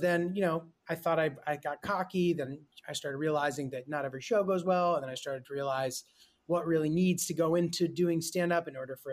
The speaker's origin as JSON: {"language": "English", "region": "rural Connecticut", "country": "United States", "tie": "born or raised there", "also_born_or_lived": "Brooklyn, New York", "said": "I like grew up more in a small town. Like we're from Brooklyn originally. And mm-hmm. then when I was young, like we moved to like the sticks, basically like rural Connecticut."}